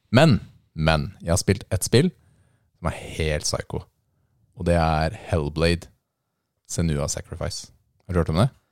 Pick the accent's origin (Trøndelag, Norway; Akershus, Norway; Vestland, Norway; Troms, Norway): Akershus, Norway; Lillestrøm; Er jeg fra Lillestrøm? Ja